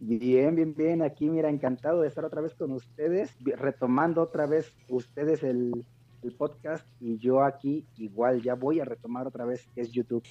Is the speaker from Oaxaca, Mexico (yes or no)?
yes; Oaxaca, Mexico; now in Puebla, Mexico; en mi tierra, en Oaxaca